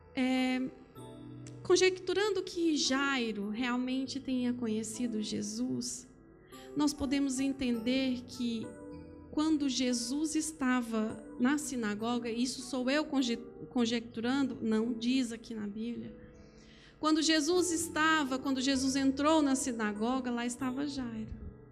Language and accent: Portuguese; Brazil; moved away; eu digo porque sou brasileira, é, então eu saí do meu país um dia